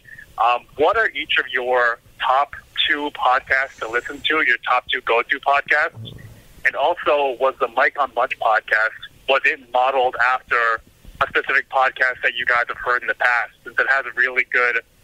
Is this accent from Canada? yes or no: yes; Toronto, Ontario, Canada; now in Houston, United States; I'm originally from Toronto. I moved to Houston a while back. But yeah, I'm from Toronto, but living in Houston.